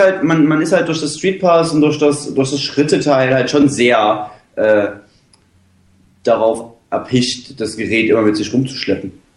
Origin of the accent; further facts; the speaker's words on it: Dresden, Saxony, Germany; Bei uns in Dresden